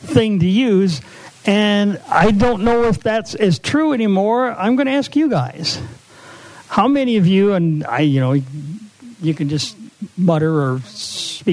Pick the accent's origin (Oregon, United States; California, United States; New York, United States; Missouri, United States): Missouri, United States; St. Louis; I'm from St. Louis